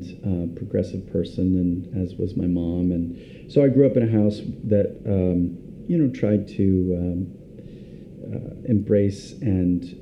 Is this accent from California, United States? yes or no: yes; Pasadena, California, United States; moved away; I grew up in Pasadena, California